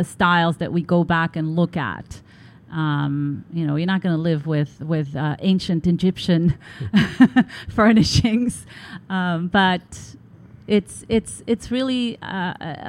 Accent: Tel Aviv, Tel Aviv District, Israel; growing up in Tel Aviv, you're surrounded by Bauhaus

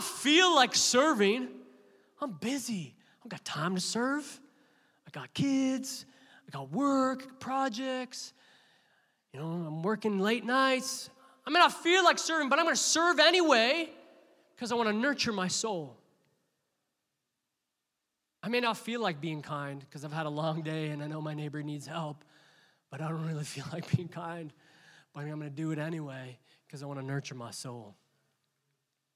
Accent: Canada; we as Canadians, we're like, hey. We're very Canadian in our church

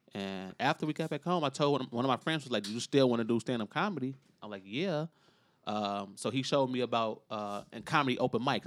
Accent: Chicago, Illinois, United States; I still live, grew up in, still live in Inglewood

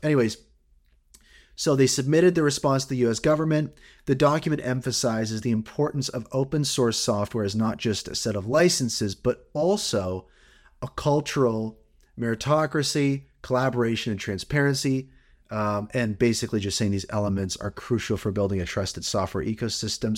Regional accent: Canada; as a Canadian

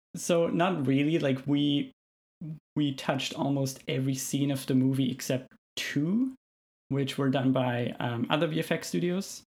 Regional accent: Austria; moved away as an adult; now in Canada; I'm originally from Austria, as you might be able to tell from my accent

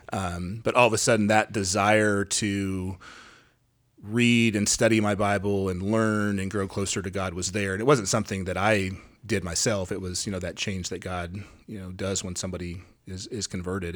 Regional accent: Gresham, Oregon, United States; moved away as an adult; also born or lived in Texas / Louisiana; I am from Gresham, Oregon. I grew up in Gresham, uh, left in two thousand one and spent sixteen, seventeen years in Texas and Louisiana, and then we just moved back here

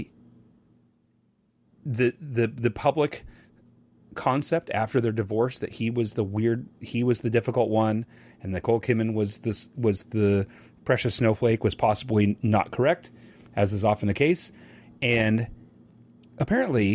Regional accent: Los Angeles, California, United States; I grew up in Westwood

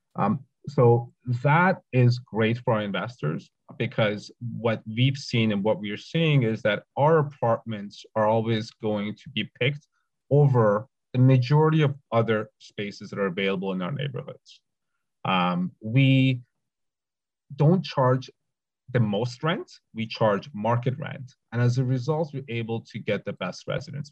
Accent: Toronto, Ontario, Canada; I grew up in the West End

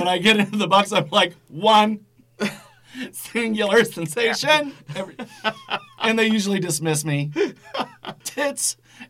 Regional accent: small town in Illinois, United States; We're about an hour south of Chicago, and actually I come from a town that's about 2 hours even south of here. It had about 1,600 people in it.

